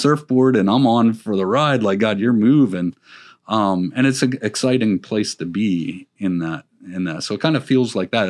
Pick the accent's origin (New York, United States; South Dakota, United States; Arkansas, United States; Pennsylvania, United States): Pennsylvania, United States; also born or lived in Florida; now in Virginia, United States; I was from Pennsylvania